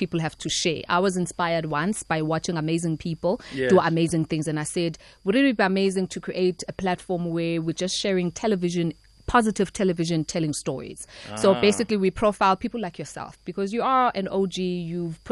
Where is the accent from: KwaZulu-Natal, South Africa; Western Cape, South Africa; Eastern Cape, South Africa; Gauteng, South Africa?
KwaZulu-Natal, South Africa; Eshowe; also born or lived in Pietermaritzburg; Born and bred in Pietermaritzburg, but then grew up Eshowe.